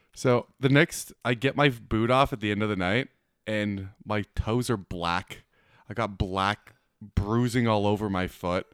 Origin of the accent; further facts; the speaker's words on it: Manitoba, Canada; moved away; I grew up in Manitoba